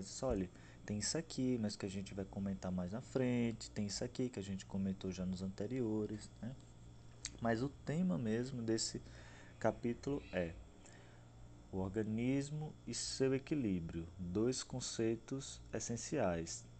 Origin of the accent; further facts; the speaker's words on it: Aracaju, Sergipe, Brazil; sou nordestino, sou de Aracaju, Sergipe